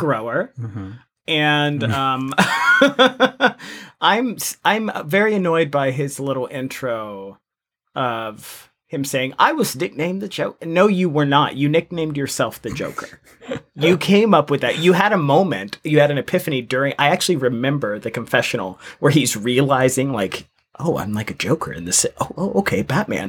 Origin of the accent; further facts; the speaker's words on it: United States; I'm actually from America